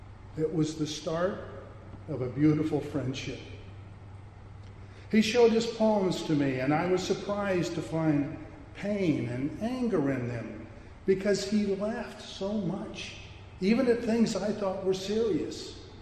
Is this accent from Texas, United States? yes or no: no; Marion, Iowa, United States; I'm from Marion, which is just down the road.